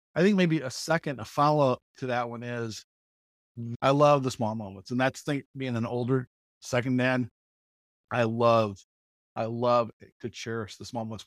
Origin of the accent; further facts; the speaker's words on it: Mooresville, Indiana, United States; moved away as an adult; also born or lived in Texas / Michigan; I grew up actually in Mooresville, uh, in Morgan County